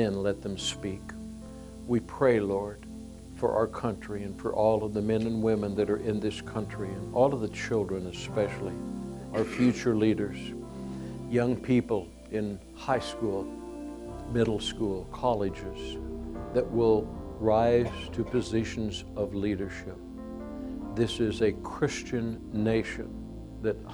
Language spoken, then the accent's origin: English; United States; we are proud to be Americans